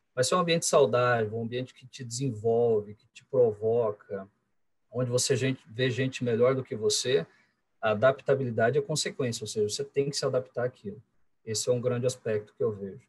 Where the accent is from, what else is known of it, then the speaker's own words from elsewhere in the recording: interior of Paraná, Brazil; now in Curitiba, Brazil; nascido em Curitiba, curitibano é, de, de, coração e hoje de, de, moradia também, de morada. É, quando criança, um pouquinho antes dos 10 anos, acabei mudando para o interior do, do Paraná com a família